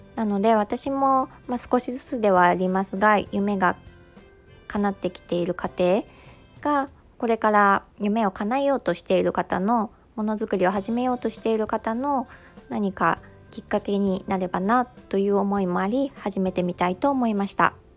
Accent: Mie, Japan; 三重県出身

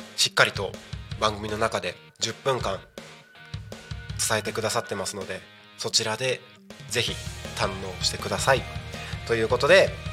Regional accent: Takko, Aomori, Japan; moved away as an adult; also born or lived in Minato, Tokyo; now in Tako, Japan; 僕のあの生まれ育った青森県田子町

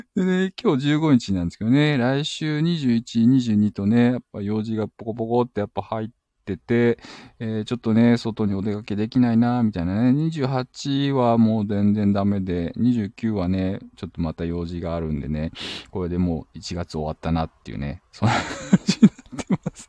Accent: Shizuoka, Japan; 地元静岡

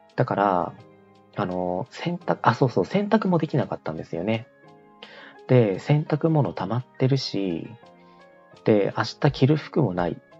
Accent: southern Chiba Prefecture, Japan; moved away; 私の田舎が千葉県の結構な南の方で結構田舎なんですけど

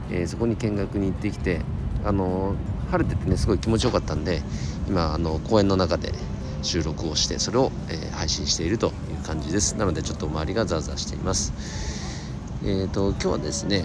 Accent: Nagano, Japan; 地元長野

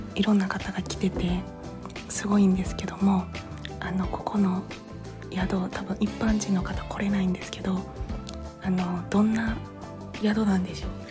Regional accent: Awaji Island, Hyogo, Japan; moved away; 私あの淡路島生まれなんですけど

